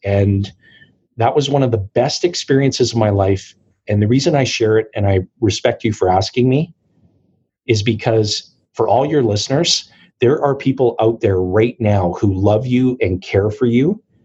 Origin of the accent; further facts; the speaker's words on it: Timmins, Ontario, Canada; I was born and raised in Timmins, Ontario, and Timmins is a small mining and forestry community